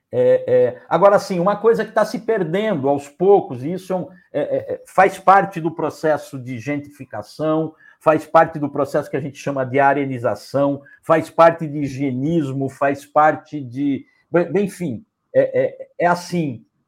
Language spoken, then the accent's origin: Portuguese; Brazil